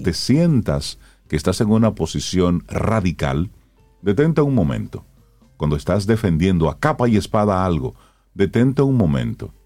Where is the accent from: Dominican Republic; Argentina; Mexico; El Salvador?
Dominican Republic; Salcedo, Hermanas Mirabal; el carnaval de Salcedo, que es el que yo más conozco porque es de mi pueblo